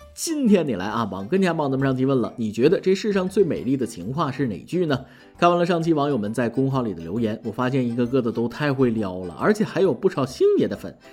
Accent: northern China, China; 作为一个北方人，别说吃了，见都没见过

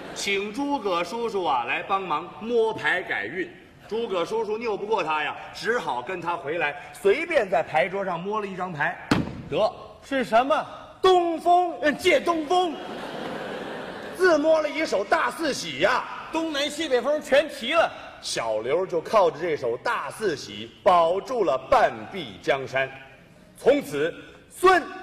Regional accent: Taiwan; 就是说我们不是中国人了。政治上的这个东西，令我们感觉到一种，尤其是我父母都是从大陆来的，我这种类型的创作人

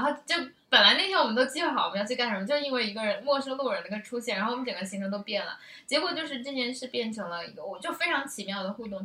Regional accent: China; 我们中国人

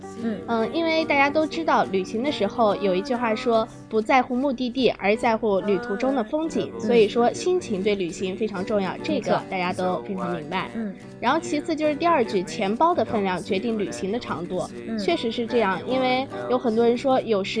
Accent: Anhui, China; 对，黄山可以说也是我家乡的一个呃旅游景点。

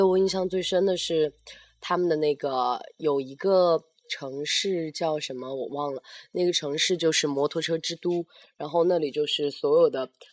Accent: Sichuan-Chongqing area, China; 因为我们是 川渝地区的吧，本来是爱吃辣的

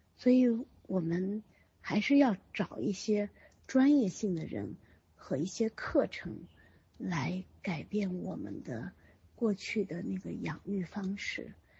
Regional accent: China; 我们中国人

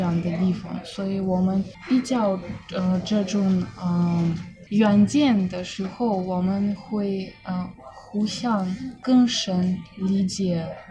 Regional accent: Zabaykalsky Krai, Russia; Chinese is a second language; moved away as an adult; also born or lived in Saint Petersburg, Russia; now in Tokyo, Japan; 我的嗯。故乡，呃，其实比中国很近，离中国很近，离中国内蒙古的蛮族里城市嗯。 一百五十公里，很小小的村子，一万五千人，嗯。比较小的。现在冬天，我们零下三十度，较冷

